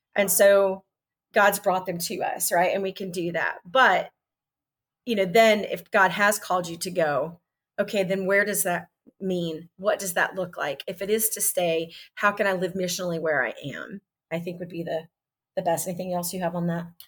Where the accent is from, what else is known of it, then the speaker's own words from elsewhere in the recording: Texas, United States; also born or lived in South Carolina; now in Nashville, United States; I'm from Texas